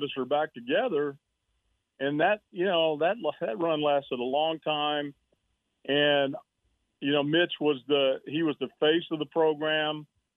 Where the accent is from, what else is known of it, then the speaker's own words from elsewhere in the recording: Mississippi, United States; moved away as an adult; also born or lived in Texas; I grew up in Mississippi